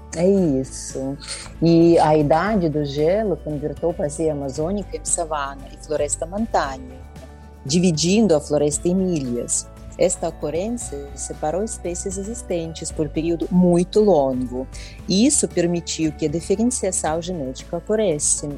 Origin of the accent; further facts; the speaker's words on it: Belarus; Portuguese is a second language; moved away as an adult; now in São Paulo, Brazil; originalmente sou da República da Belarus